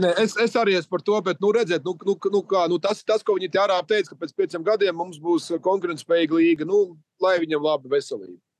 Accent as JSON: {"language": "Latvian", "country": "Latvia", "said": "lepojamies par to, ka esam latvieši"}